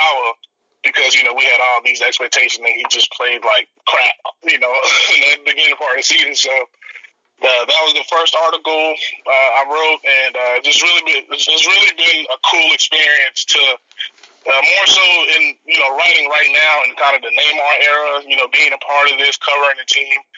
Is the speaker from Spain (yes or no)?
no; DR Congo; now in United States; I'm originally from Democratic Republic of Congo in Africa